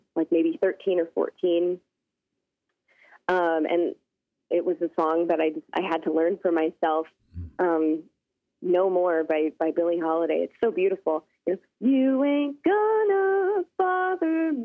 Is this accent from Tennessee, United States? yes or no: no; Spokane, Washington, United States; also born or lived in Seattle, Washington / Kamiah, Idaho; I was born in Seattle, Washington, and I spent most of my upbringing in the Pacific Northwest, some time on my tribe's reservation in Kamiai, Idaho, and then my junior high and high school years in Spokane, Washington.